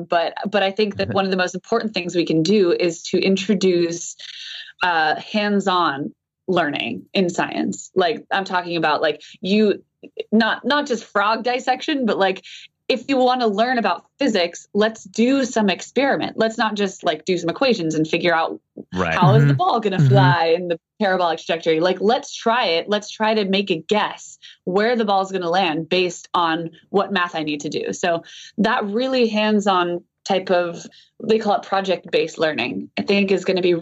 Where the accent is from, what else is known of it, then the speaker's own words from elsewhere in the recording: Hawaii, United States; I grew up in Hawaii